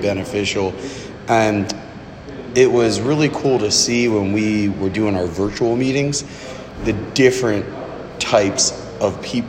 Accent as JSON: {"language": "English", "region": "Florida", "country": "United States", "tie": "born or raised there", "moved": "yes", "said": "where I grew up in Florida"}